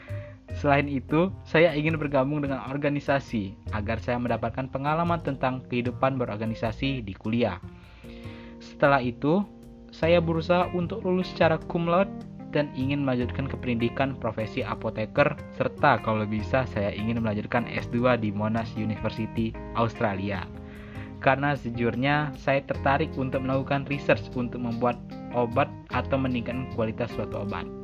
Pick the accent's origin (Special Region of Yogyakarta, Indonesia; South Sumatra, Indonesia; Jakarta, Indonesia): South Sumatra, Indonesia; Palembang; born there; Saya lahir di Palembang tanggal 21 November 2003. Saya tinggal di Sumatera Selatan, Kota Palembang.